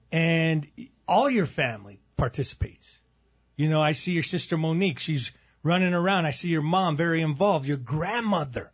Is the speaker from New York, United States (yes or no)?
no; Albuquerque, New Mexico, United States; proud to be from Albuquerque